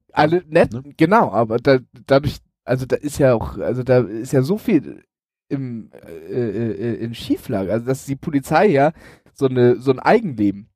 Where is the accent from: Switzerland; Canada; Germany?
Germany; Elmshorn, Schleswig-Holstein; als ich äh, Pizza ausgefahren habe in Elmshorn, also in meiner Heimatstadt